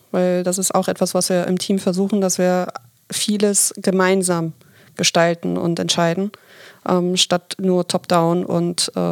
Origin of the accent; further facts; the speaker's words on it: Hamburg, Germany; Ja, ich bin 39, in Hamburg geboren und aufgewachsen, bin mittlerweile seit zwei Jahren Führungskraft in einem großen Handelsunternehmen